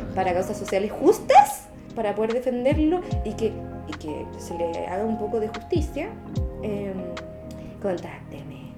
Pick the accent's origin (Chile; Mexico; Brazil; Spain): Chile; Santiago, Santiago Metropolitan Region; nací en Santiago, ni un brillo, he estado acá toda mi vida